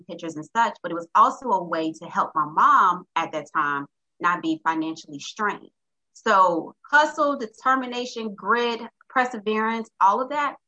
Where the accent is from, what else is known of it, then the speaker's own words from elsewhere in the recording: Little Rock, Arkansas, United States; I'm originally from Little Rock, Arkansas